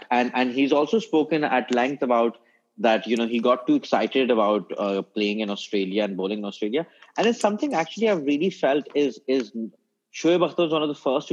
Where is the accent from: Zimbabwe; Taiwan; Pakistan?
Pakistan; moved away as an adult; now in United Kingdom; I was born in this country